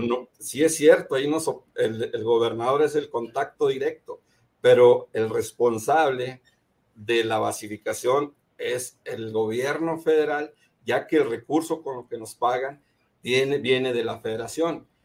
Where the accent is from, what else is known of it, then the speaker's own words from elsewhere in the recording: Gómez Palacio, Durango, Mexico; soy de acá de Gómez Palacio, de la comarca de la Linera